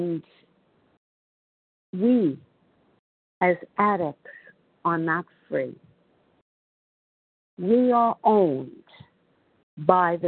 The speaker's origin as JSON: {"language": "English", "region": "New York", "country": "United States", "accent": "New York", "said": "I'm from New York, as you probably can tell by my New York accent"}